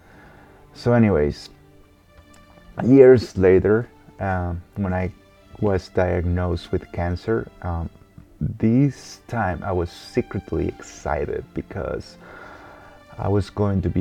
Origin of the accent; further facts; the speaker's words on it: Guatemala; moved away; I am from Guatemala, born and raised